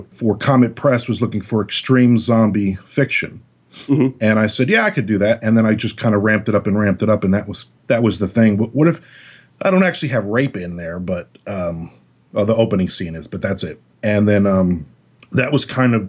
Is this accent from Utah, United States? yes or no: no; New Jersey, United States; now in Florida, United States; I'm in Florida now, but I'm a Jersey boy, I grew up in Jersey